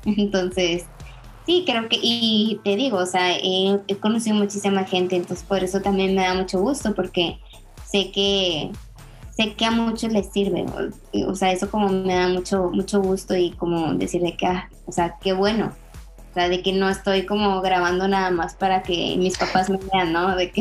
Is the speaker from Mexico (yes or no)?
yes; Mexico; nosotros como, mexicanos